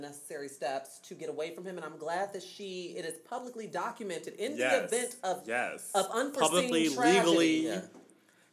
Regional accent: Chicago suburbs, Illinois, United States; when I was growing up in Chicago, even in the burbs, even though I'm from the burbs, I'm 10 minutes away from the city

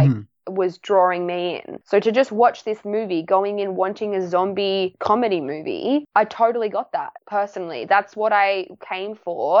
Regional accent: Australia; I come from Australia where we don't like guns.

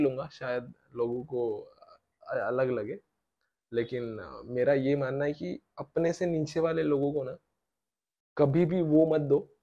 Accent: Pune, Maharashtra, India; पुणे का है मैं

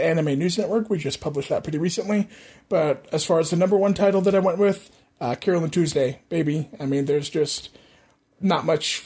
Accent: United States; as an American

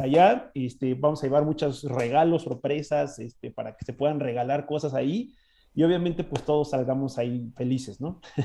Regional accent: Mexico

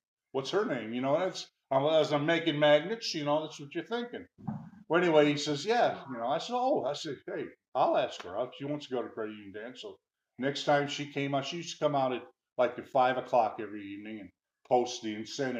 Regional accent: Midwest, United States; listen, I'm from the Midwest. This stuff doesn't happen in the Midwest. See, I've never seen it before.

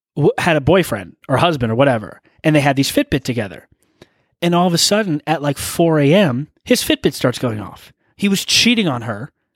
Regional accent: California, United States; We're from California.

